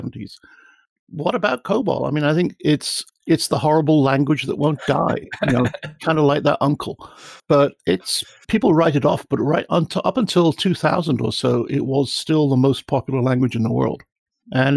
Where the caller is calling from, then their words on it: north of Dallas, Texas, United States; I'm calling you about 40, 50 miles north of Dallas